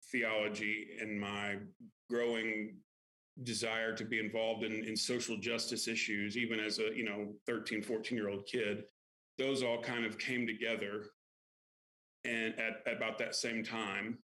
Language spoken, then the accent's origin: English; Kentucky, United States; also born or lived in Lexington, Kentucky; I grew up in Kentucky